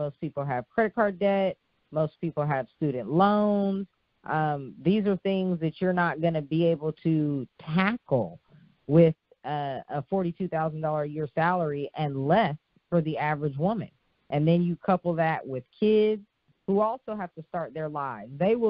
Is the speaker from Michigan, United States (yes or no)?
no; Oakland, California, United States; I'm from Oakland, so I'd want to listen to KMEL, which was the radio station that played rap music.